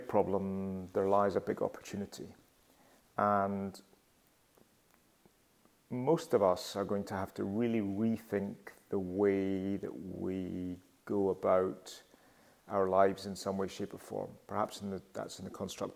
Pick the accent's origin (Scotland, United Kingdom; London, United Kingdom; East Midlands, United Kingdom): Scotland, United Kingdom; Glasgow; moved away; I'm currently in Glasgow, which is my hometown, and I return to Glasgow fairly frequently.